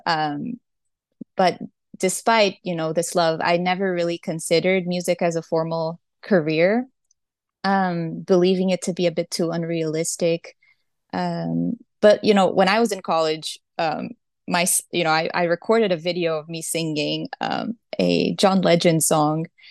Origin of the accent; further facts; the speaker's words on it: Brazil; I was born and raised in Brazil.